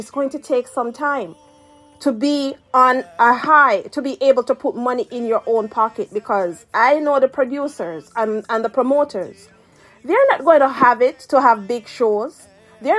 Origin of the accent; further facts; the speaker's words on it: Spanish Town, Jamaica; also born or lived in Saint Mary, Jamaica; I'm from St. Mary, and I also grew up in De La Vega City.